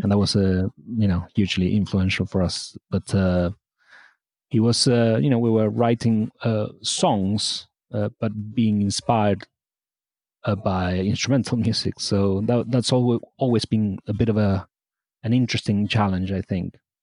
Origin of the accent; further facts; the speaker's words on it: Argentina; now in United Kingdom; I was born in Argentina